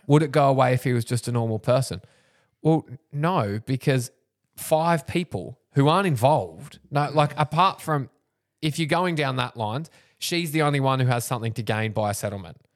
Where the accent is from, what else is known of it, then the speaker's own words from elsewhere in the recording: Wingham, New South Wales, Australia; I grew up in Wingham